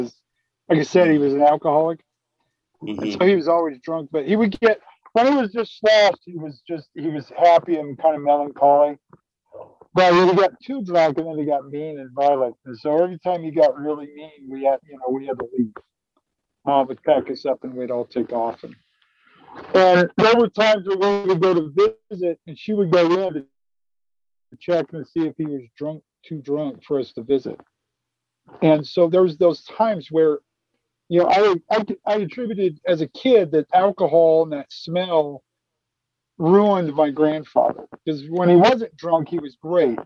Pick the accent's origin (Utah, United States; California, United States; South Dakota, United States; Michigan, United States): Utah, United States; I grew up in Utah